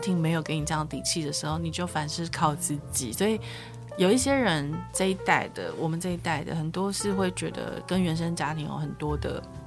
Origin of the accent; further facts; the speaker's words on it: Yilan County, Taiwan; 我是宜兰人，然后我们是。有一些亲戚就是南方傲，苏傲